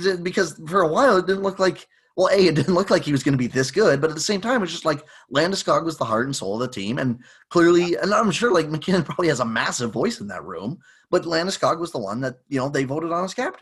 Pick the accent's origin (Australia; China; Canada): Canada; near Toronto, Ontario; growing up near Toronto